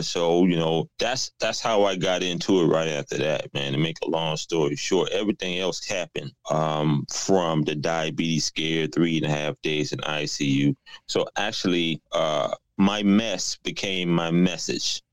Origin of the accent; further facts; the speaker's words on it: South Carolina, United States; moved away as an adult; also born or lived in New York; now in Atlanta, United States; I was originally from South Carolina, but I moved to New York. Now I'm in Atlanta